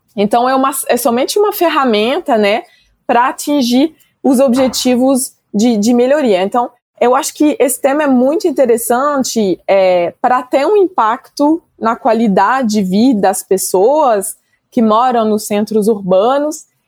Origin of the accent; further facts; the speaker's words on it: France; moved away as an adult; now in Brazil; Sou francesa, né? Mas faz quase 10 anos agora que eu estou morando no Brasil